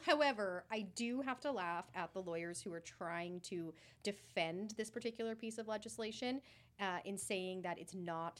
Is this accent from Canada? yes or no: yes; British Columbia, Canada; we as British Columbians are left in the lurch.